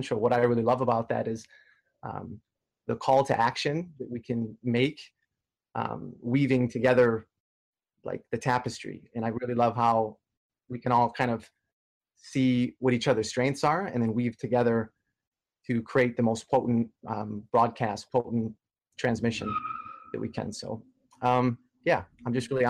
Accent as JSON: {"language": "English", "town": "Detroit", "region": "Michigan", "country": "United States", "tie": "born or raised there", "moved": "yes", "lives_now": "Toronto, Canada", "said": "I'm from Detroit, Michigan originally"}